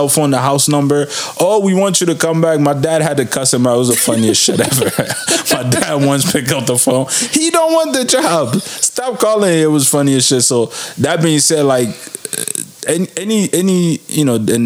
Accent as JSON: {"language": "English", "country": "Niger", "moved": "yes", "said": "give back to my home country in Niger through my mom's school that she has."}